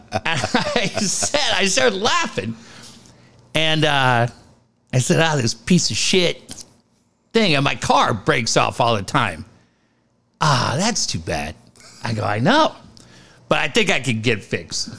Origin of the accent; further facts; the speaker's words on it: Cardiff, California, United States; I grew up in Cardiff